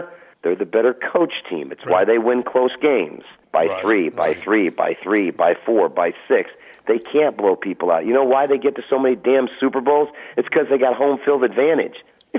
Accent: Michigan, United States; You went to Michigan. I'm from Michigan.

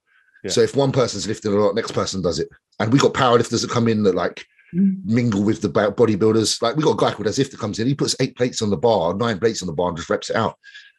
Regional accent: Croydon, London, United Kingdom; I'm from Croydon as well.

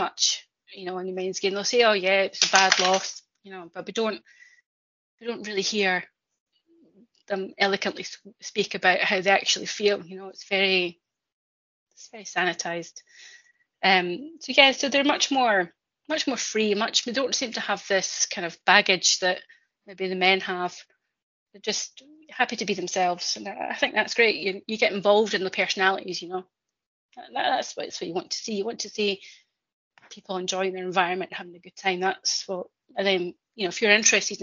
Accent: Scotland, United Kingdom; I'm Scottish

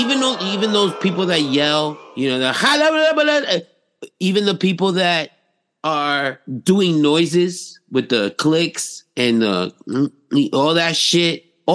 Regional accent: New York City, New York, United States; accent: New York; as being a New Yorker

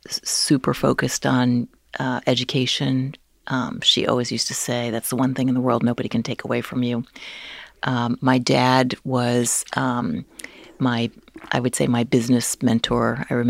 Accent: New Jersey, United States; I grew up in New Jersey.

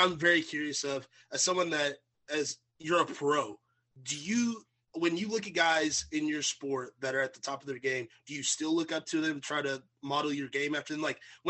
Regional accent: Murray, Kentucky, United States; I moved to Murray, Kentucky to play high school football. And then I went to college at Murray State. So I'm like, I'm a Murrayan.

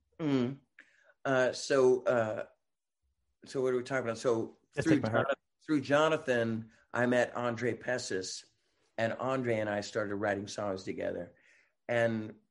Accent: Marin County, California, United States; my hometown, like Marin County

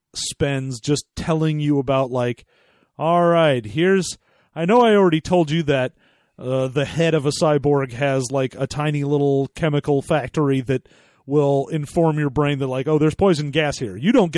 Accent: Florida, United States; I originally come from Florida.

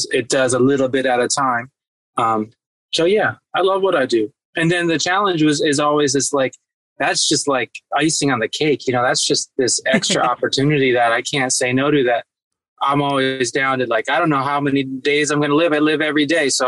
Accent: East Coast, United States; also born or lived in Berkeley, United States; Yeah, I grew up on the East Coast too. My dad's in Rhode Island, and I was on the East Coast. My mom is in is in the Bay Area in Berkeley.

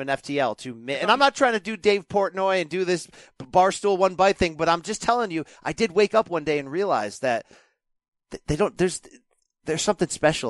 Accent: Naugatuck, Connecticut, United States; I grew up in Connecticut. I live in Connecticut. I grew up 18 miles from New Haven, the pizza capital of the world.

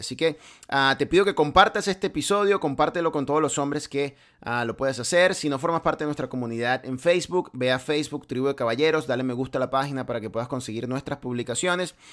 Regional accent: Venezuela; now in United States; de donde yo vengo en Venezuela

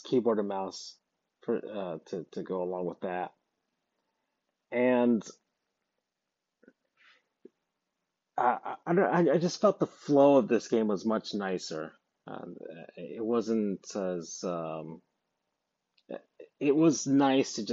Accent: United States

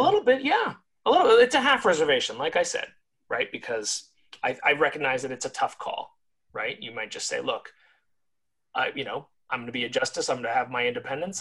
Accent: California, United States; My home state of California

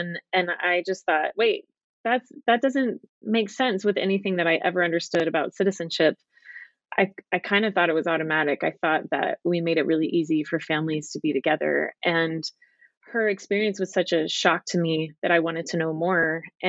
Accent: Dallas, Texas, United States; moved away as an adult; also born or lived in England / Utah; now in Southern California, United States; I grew up in Dallas, Texas, and I was determined to leave as soon as I could and left when I was 18 and went to college in California.

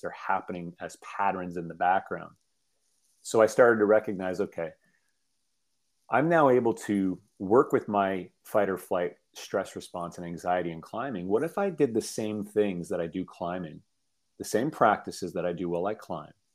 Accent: Toronto, Ontario, Canada; I grew up in uh, in Toronto, um, um central Canada

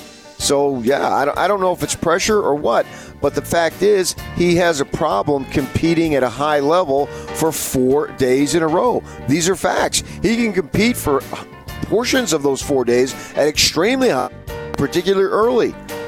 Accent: United States; I'm an American dude.

